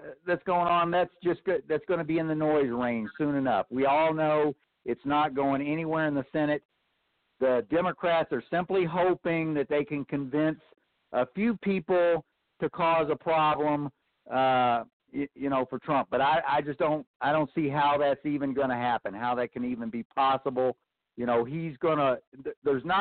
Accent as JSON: {"language": "English", "region": "Kentucky", "country": "United States", "tie": "born or raised there", "moved": "yes", "lives_now": "Texas, United States", "said": "I grew up in Kentucky. I spent my whole adolescent life there"}